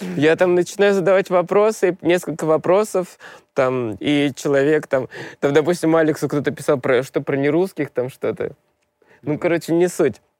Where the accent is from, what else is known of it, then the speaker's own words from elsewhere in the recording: Moscow, Russia; Я москвич